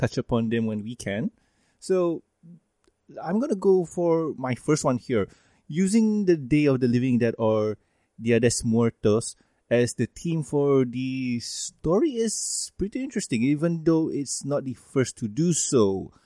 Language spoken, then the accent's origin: English; Malaysia; a Malaysian